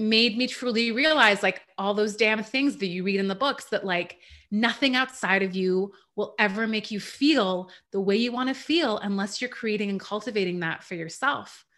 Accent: Canada; also born or lived in Iran; I was born in Iran. We moved to Canada when I was around four

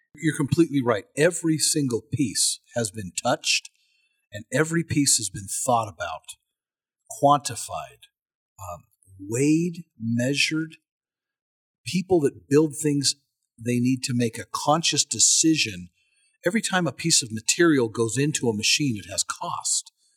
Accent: United States; as an American

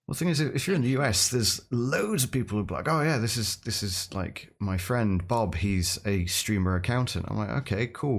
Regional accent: United Kingdom; accent: British; I'm British, so I, I have, I, I come equipped with a British accent

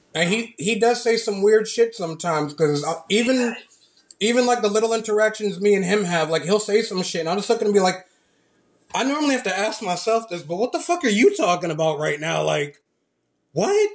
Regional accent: Lynn, Massachusetts, United States; now in Florida, United States; I grew up in Lynn, Massachusetts

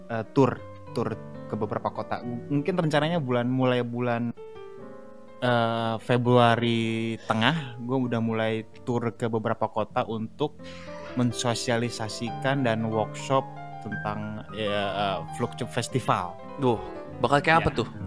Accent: Java, Indonesia; gue juga orang Jawa loh

